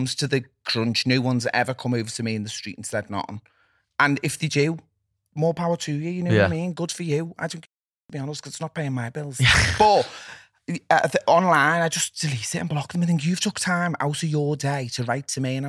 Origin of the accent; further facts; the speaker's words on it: Liverpool, North West England, United Kingdom; I do think that, and I will stand by that, and I am a Scouser, and that's what I think.